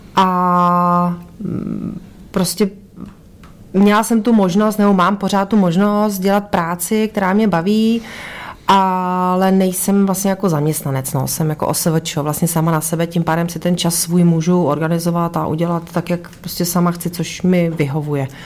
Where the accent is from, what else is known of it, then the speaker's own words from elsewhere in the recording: Karlovy Vary, Karlovy Vary Region, Czechia; now in Ústí nad Labem, Czech Republic; Já jsem původem z Karlových Varů